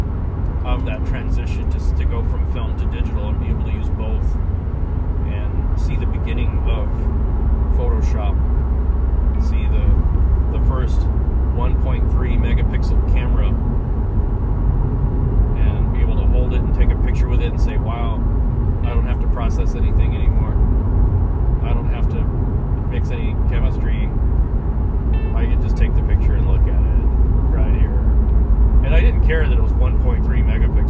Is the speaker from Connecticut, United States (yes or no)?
no; San Antonio, Texas, United States; we have a very large black community in San Anto